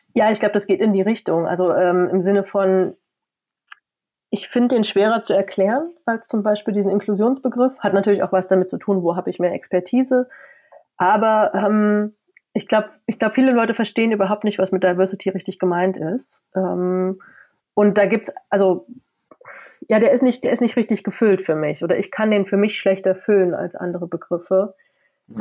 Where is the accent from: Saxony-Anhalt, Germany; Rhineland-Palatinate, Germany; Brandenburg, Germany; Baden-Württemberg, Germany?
Saxony-Anhalt, Germany; Halle; moved away as an adult; now in Leipzig, Germany; ich komme aus Halle, wohne in Leipzig, äh, also ostsozialisiert.